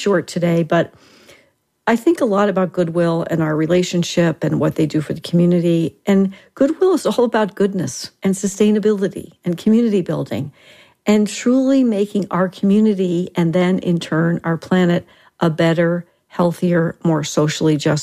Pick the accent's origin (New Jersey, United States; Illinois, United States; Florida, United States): New Jersey, United States; now in Tucson, United States; And I am from Jersey